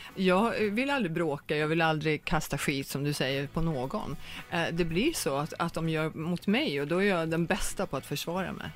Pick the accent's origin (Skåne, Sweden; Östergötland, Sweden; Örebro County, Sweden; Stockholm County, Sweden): Östergötland, Sweden; Norrköping; also born or lived in Högsjö / New York; now in Los Angeles, United States; Jag är född i Norrköping, jag har släkten i Norrköping, min moster, mina kusiner är i mm. Norrköping.